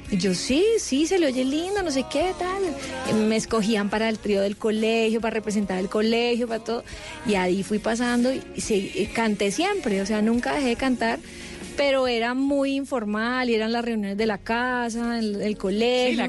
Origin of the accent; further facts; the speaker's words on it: Cali, Valle del Cauca, Colombia; Yo soy de Cali.